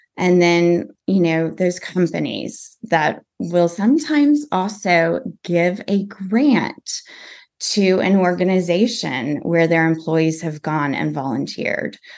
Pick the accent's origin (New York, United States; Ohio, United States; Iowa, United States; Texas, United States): Texas, United States; growing up in Texas